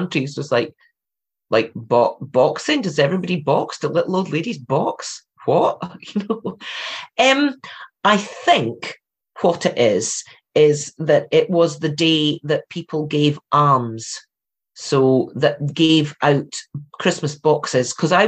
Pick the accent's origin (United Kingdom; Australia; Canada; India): United Kingdom; Scotland; So I was brought up on Halloween.